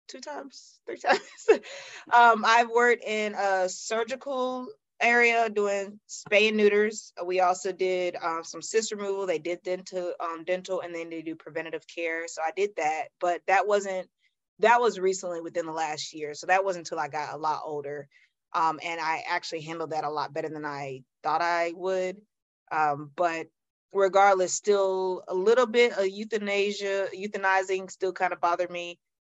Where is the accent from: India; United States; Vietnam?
United States; Greenville, South Carolina; Okay, well, I'm from Greenville, South Carolina. Used to be a smaller town, but now it's growing so much, it's not considered small anymore. But it's a town in the upper side of South Carolina. I was born th